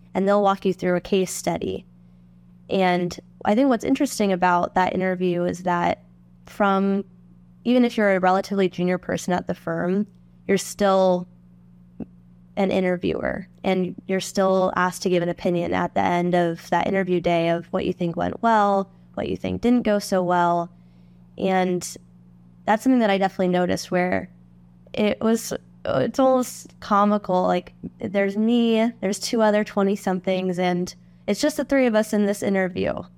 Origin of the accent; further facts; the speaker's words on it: Phoenix, Arizona, United States; moved away as an adult; also born or lived in Washington, D.C.; I grew up in Phoenix, Arizona.